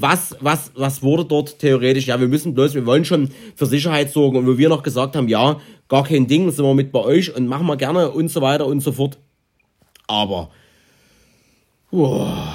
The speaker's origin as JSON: {"language": "German", "country": "Germany", "said": "wir kommen zufällig aus Deutschland"}